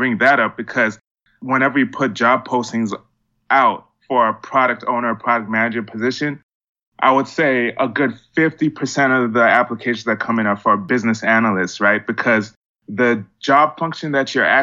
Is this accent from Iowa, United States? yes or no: no; Miami, Florida, United States; moved away as an adult; also born or lived in Georgia; So I'm from Miami, grew up really interested in technology